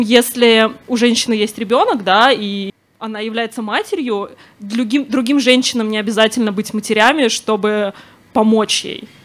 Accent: Moscow, Russia; я выросла в Москве

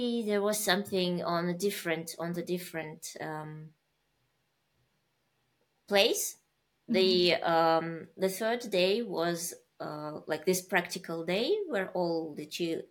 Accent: Uzbekistan; moved away; I was born in Uzbekistan

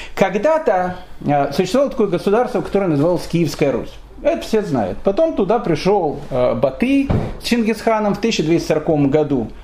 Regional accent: Kyiv, Ukraine; я родился в Киеве

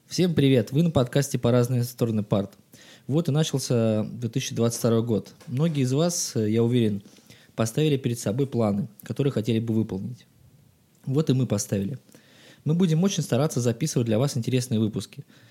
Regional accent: Saint Petersburg, Russia; мне столько-то лет, я родился в Санкт-Петербурге

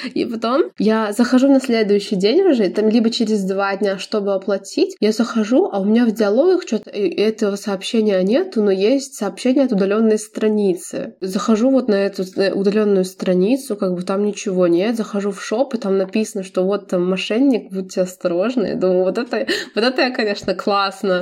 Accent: Belarus; я из Беларуси

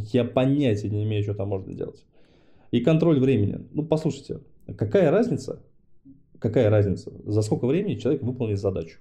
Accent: Dnipro, Dnipropetrovsk Oblast, Ukraine; moved away; Я сам э, родился в Днепре, то есть я там ну, Украина для меня это родина. Я там все детство провел.

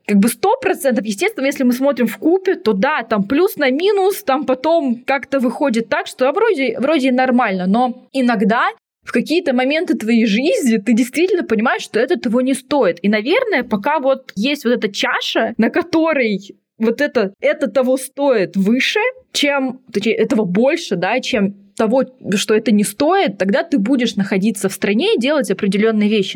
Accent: near Tomsk, Western Siberia, Tomsk Oblast, Russia; moved away; я вот родилась в Томске под Томском даже, в Сибири, в Западной

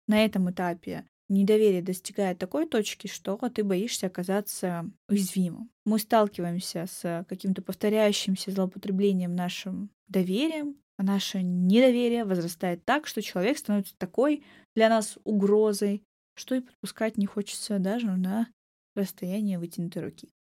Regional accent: Maykop, Adygea, Russia; moved away; Майкоп, собственно, мой родной город, в котором живет моя семья и часть друзей с детства, маленький город

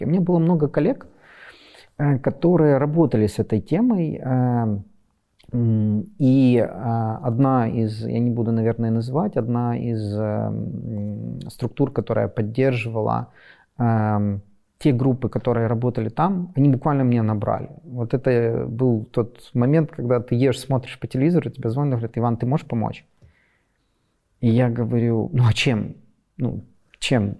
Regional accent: Western Ukraine, Ukraine; also born or lived in Kharkiv; я из Западной Украины

